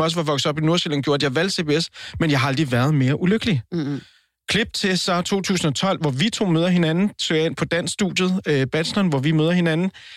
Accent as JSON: {"language": "Danish", "country": "Colombia", "moved": "yes", "lives_now": "Denmark", "said": "Og så er jeg, så er jeg latino. Jeg er, jeg er colombianer"}